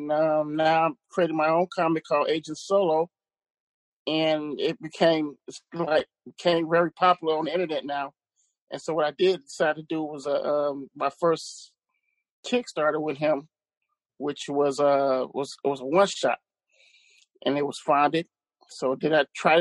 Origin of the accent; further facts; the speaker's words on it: Chicago, Illinois, United States; I'm from Chicago, Illinois. Southside.